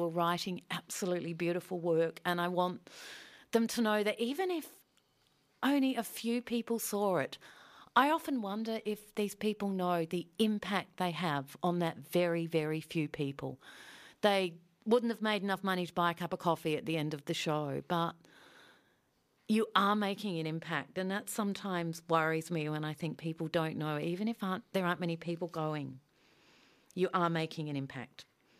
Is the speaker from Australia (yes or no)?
yes; Adelaide, South Australia, Australia; Growing up in Adelaide in the 70s